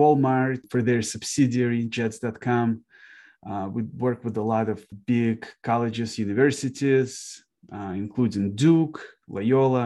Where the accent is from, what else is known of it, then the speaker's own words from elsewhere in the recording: Kharkiv, Kharkiv Oblast, Ukraine; now in Detroit, United States; So I was born in Kharkiv, Ukraine myself